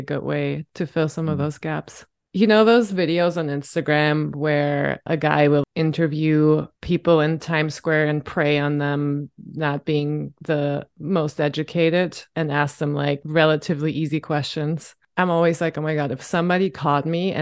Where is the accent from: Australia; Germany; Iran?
Germany; now in United States; I grew up with German guilt